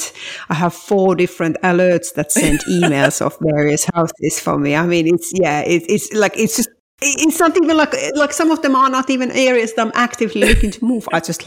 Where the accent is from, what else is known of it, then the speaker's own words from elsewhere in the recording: Finland; English is a second language; moved away as an adult; also born or lived in New York / Brussels; now in Bath, United Kingdom; I'm originally from Finland, where I grew up, and I have lived most of my adult life in abroad. I lived in New York and Brussels, and now I've been in England for a very long time. I mean, it's hard to believe from my very thick accent, but yes, I have been living in English-speaking